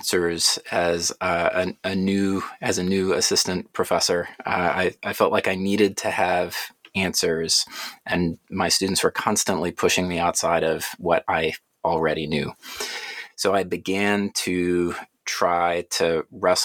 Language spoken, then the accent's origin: English; Atlanta, Georgia, United States; I grew up in Atlanta, went through the public school system there